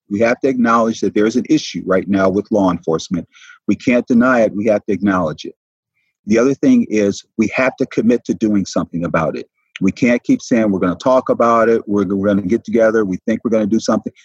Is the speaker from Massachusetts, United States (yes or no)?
no; Detroit, Michigan, United States; also born or lived in Peoria, Arizona; now in Savannah, United States; growing up in Detroit